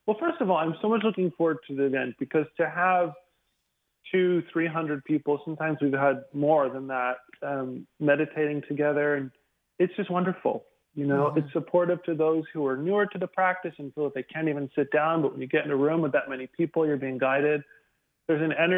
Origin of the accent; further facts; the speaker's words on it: the South, United States; also born or lived in Houston; now in Dallas, United States; growing up in the South in a small town